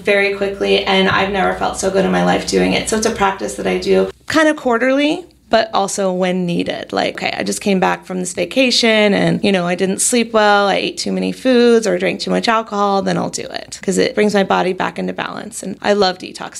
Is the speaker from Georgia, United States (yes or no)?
no; North Carolina, United States; now in California, United States; So I'm from North Carolina, and when I moved to California